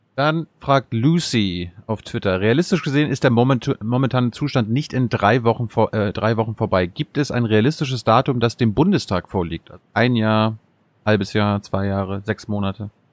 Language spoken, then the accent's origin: German; Mecklenburg-Vorpommern, Germany; in meiner Heimat in MacPom